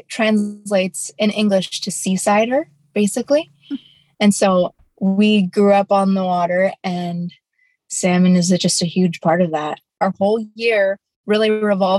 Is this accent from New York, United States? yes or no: no; King Cove, Alaska, United States; now in Dillingham, United States; I am an Unwinangak from King Cove, Alaska, and I'm currently in King Cove, Alaska right now